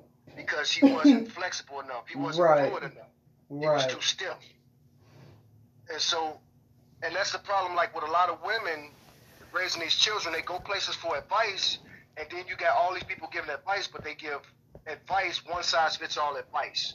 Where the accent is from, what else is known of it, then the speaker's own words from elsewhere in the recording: Chicago, Illinois, United States; now in Texas, United States; I grew up in Chicago, the urban jungle